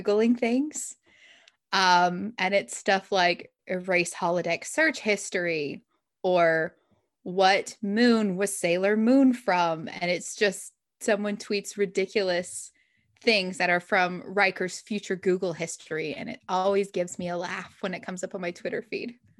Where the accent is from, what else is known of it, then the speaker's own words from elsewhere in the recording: Utah, United States; moved away; there's a writers conference I go to every year in Utah, which is where I grew up